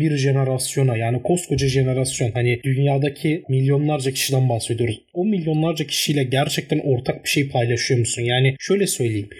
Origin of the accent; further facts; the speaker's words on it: Turkey; İyi ki Türk'üm.